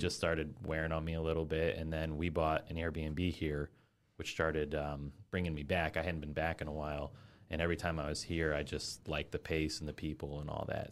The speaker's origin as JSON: {"language": "English", "town": "Fort Wayne", "region": "Indiana", "country": "United States", "also_born_or_lived": "Orlando, Florida / West Lafayette, Indiana", "moved": "as an adult", "said": "I'm from Fort Wayne originally"}